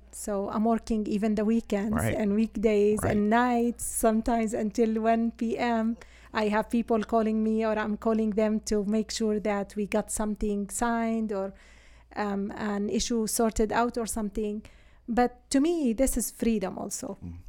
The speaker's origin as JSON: {"language": "English", "country": "Syria", "moved": "yes", "said": "I'm from Syria originally."}